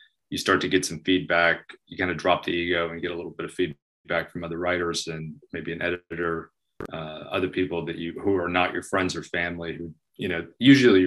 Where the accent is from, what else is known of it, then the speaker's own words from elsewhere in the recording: Southwest Florida, United States; moved away as an adult; now in Nashville, United States; I grew up in Southwest Florida.